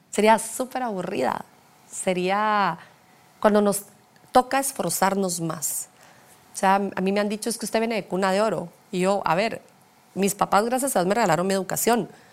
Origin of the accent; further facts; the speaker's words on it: Guatemala; soy guatemalteca